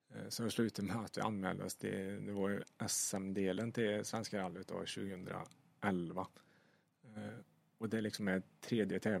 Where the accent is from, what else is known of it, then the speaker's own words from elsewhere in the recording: Sweden; det är ju det största man kan uppnå i stort sett som svensk eh, både chaufför och kartläsare